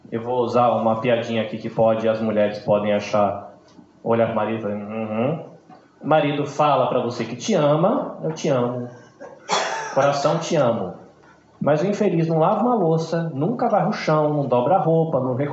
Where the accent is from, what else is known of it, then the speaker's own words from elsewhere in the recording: Brazil; now in Japan; Nós somos brasileiros. Vivemos aqui no Japão, mas nós somos brasileiros.